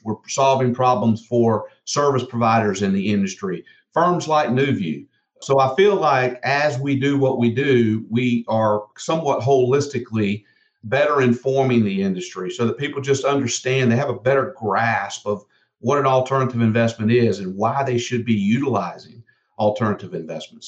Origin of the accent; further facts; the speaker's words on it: South Georgia, United States; I grew up in South Georgia